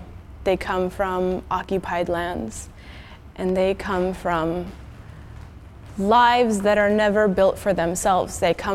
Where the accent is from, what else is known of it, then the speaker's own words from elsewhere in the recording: Kirkland, Washington, United States; now in California, United States; I was born in Kirkland, Washington, but I now live in California.